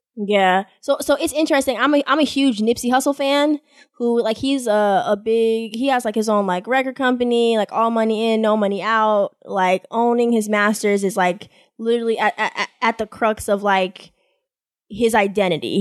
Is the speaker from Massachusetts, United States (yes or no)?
yes; Boston, Massachusetts, United States; I've never stayed anywhere outside of my hometown, Boston